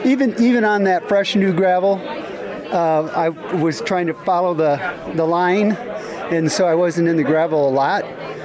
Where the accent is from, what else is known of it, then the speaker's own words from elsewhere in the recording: Des Moines, Iowa, United States; from Des Moines, Iowa.